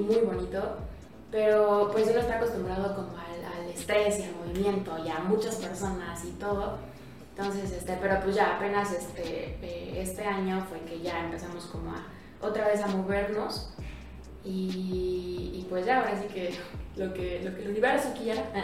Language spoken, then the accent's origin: Spanish; Mexico; nosotros como mexicanos